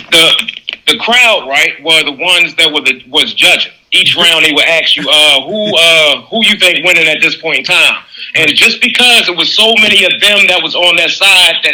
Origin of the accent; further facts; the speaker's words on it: Baltimore, Maryland, United States; y'all already know I'm from Baltimore.